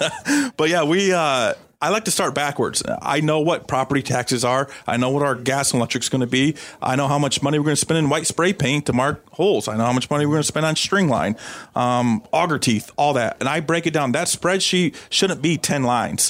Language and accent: English; Iowa, United States; I'm from Iowa, so that part of the country.